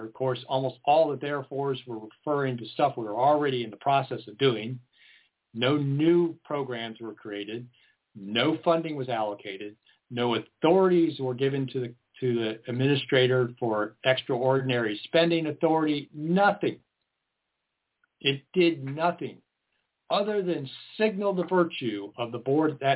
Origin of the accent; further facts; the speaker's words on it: United States; now in Lane County, Oregon, United States; I grew up outside of Washington, D.C.